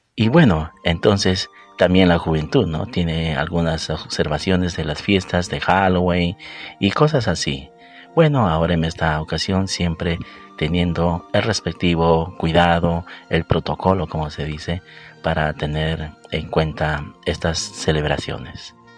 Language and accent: Spanish; Peru; aquí en mi país, en Perú